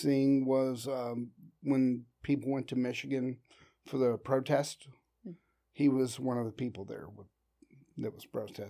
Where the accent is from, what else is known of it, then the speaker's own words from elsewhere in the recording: Würzburg, Bavaria, Germany; born there; Yeah, my dad was in the military. He was a sergeant. I was born in a place called Würzburg, Germany.